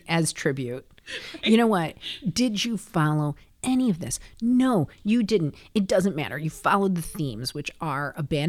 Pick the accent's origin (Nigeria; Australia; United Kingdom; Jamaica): United Kingdom; Scotland; Oh. I'm Scottish.